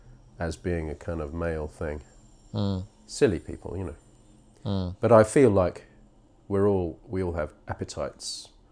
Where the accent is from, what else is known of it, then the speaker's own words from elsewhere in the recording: England, United Kingdom; also born or lived in Israel; I was born in Israel, just I don't remember it. I was two when we came back to England.